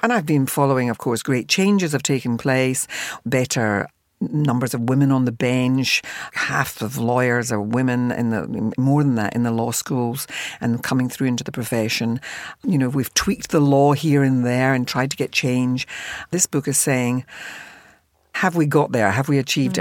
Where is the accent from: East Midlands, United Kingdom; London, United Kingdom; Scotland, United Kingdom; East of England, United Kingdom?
Scotland, United Kingdom; Glasgow; I came from a working class family, the other end of the spectrum, in Glasgow.